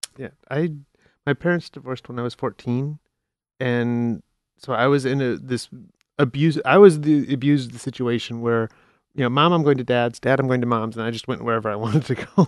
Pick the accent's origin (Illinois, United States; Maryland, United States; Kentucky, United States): Illinois, United States; Chicago; moved away; I'm from Chicago originally